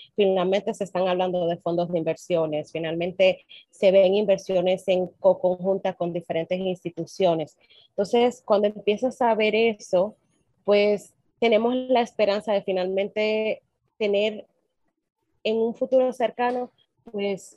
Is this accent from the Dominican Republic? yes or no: yes; Dominican Republic; de República Dominicana